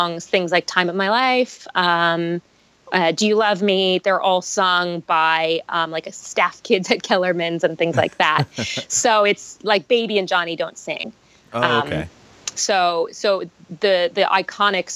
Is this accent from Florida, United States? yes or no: yes; Boca Raton, Florida, United States; moved away as an adult; also born or lived in Boston / Toronto; I grew up in Boca Raton, Florida